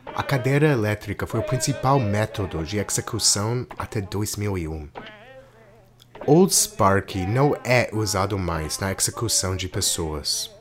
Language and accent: Portuguese; Georgia, United States; moved away as an adult; Eu cresci em Georgia, sul dos Estados Unidos nos anos 80 e 90